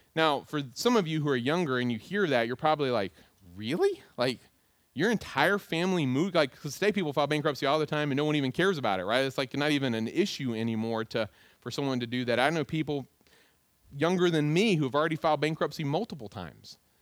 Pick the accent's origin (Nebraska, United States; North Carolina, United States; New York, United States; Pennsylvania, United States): North Carolina, United States; Goldsboro; also born or lived in Greenville, North Carolina; I'm from Goldsboro, North Carolina. That's what I always tell people. But in reality, I wasn't born in Goldsboro. I was born in Greenville, North Carolina